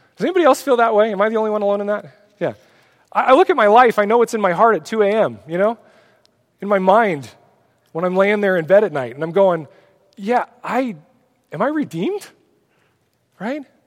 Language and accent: English; Oregon, United States; I'm from Oregon.